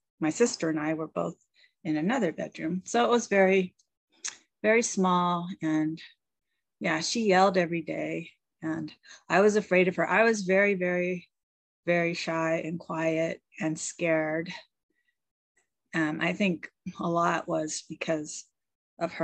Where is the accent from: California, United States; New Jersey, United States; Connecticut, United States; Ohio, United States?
California, United States; Bay Area; moved away as an adult; now in Washington State, United States; I'm originally from California mostly. I was in the Bay Area. I lived there from the age of 5 till about 26.